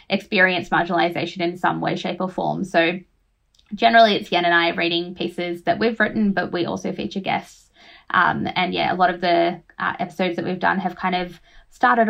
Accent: Australia; born or raised there; also born or lived in Fiji

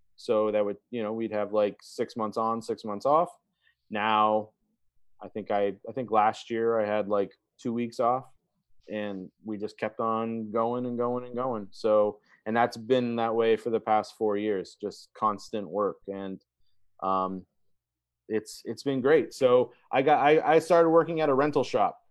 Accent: Brunswick, Maine, United States; Brunswick, which is my hometown in mm-hmm. Maine

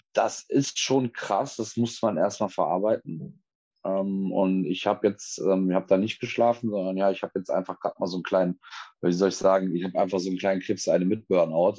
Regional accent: Cologne, North Rhine-Westphalia, Germany; ich bin eine Kölsche Jung, das ist bei uns so

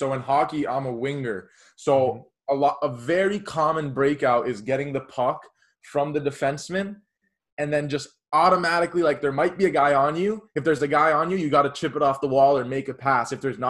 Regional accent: Miami, Florida, United States; growing up in Miami, Florida

